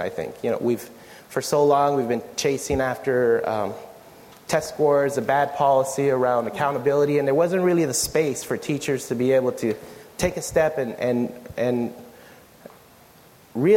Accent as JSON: {"language": "English", "town": "San Diego", "region": "California", "country": "United States", "tie": "born or raised there", "said": "I grew up in South San Diego, the same region where Sweetwater Union High School District is."}